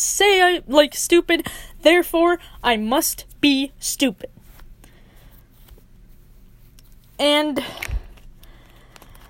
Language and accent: English; Minneapolis, Minnesota, United States; I grew up in Minneapolis